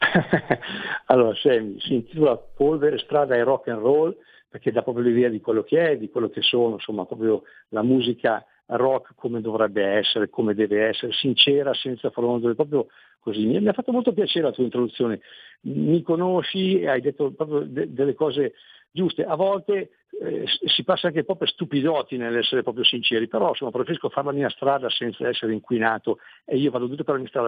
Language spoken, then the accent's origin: Italian; Lignano Sabbiadoro, Friuli-Venezia Giulia, Italy; io sono di Lignano